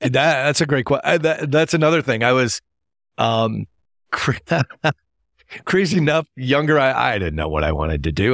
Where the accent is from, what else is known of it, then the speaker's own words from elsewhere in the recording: Appleton, Wisconsin, United States; moved away; I grew up in Appleton, Wisconsin